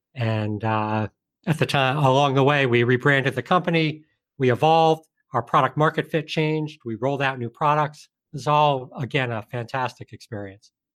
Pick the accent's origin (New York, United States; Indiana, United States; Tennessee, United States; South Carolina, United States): New York, United States; Colonie; I grew up just outside of Albany, New York, upstate New York, in a town called Colony.